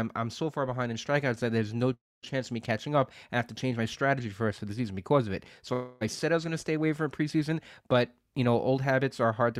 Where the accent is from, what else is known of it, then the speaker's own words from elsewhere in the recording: New York, United States; those guys are actually homers. I'm from New York.